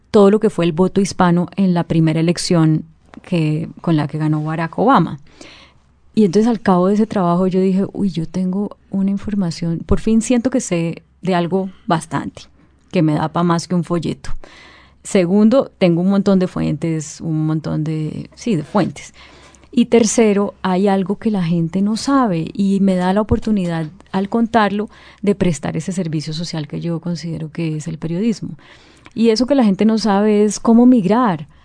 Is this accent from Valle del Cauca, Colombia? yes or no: yes; Cali, Valle del Cauca, Colombia; moved away as an adult; also born or lived in Palmira / Atlanta; yo soy del Valle del Cauca